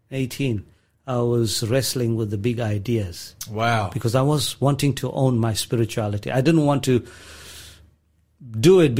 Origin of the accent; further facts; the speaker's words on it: South Africa; So, growing up in South Africa, it was a multi-ethnic, multi-religious environment that I grew up in.